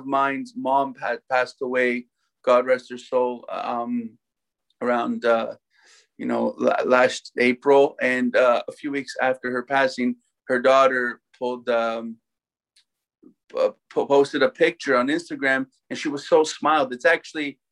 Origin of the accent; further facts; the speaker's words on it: Toronto, Ontario, Canada; Born and raised in Toronto, like I said, played hockey my whole life